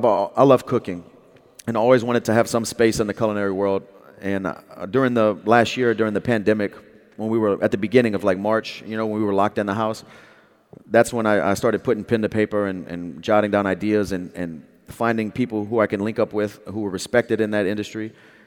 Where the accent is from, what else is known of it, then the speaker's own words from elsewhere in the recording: Louisiana, United States; I'm also from Louisiana, and we take our hot sauce serious in Louisiana.